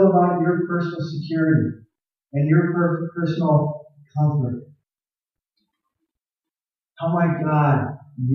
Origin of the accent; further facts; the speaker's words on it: Tucson, Arizona, United States; I grew up in Tucson, Arizona, the land of cactus and scorpions.